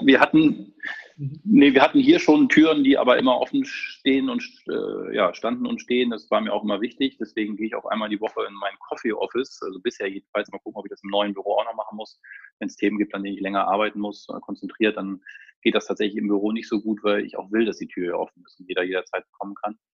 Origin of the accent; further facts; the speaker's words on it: Lower Saxony, Germany; moved away as an adult; also born or lived in Lübeck / Hamburg; now in Hanover, Germany; ich komme tatsächlich aus der Region zumindest, also ich bin Niedersachse